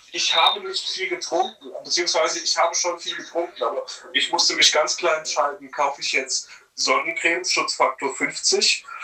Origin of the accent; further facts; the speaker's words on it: Bad Kreuznach, Rhineland-Palatinate, Germany; Naja, es ist so, als ich wurde aus meiner Heimat entrissen, ja. Also, ja, ich vermisse Bad Kreuznach tatsächlich